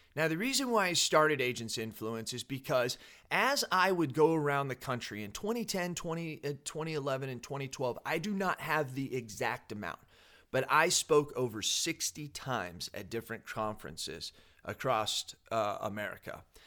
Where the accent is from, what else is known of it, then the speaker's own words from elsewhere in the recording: United States; as an American